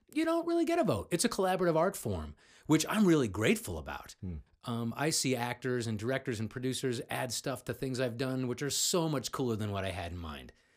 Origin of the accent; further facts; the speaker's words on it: Cleveland, Ohio, United States; I grew up in Cleveland, just uh, son of a bricklayer